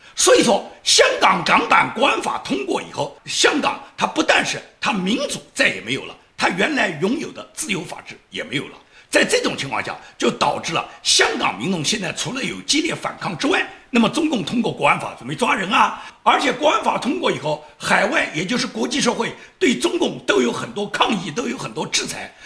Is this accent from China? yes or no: yes; Nanjing, Jiangsu, China; 用我们南京话讲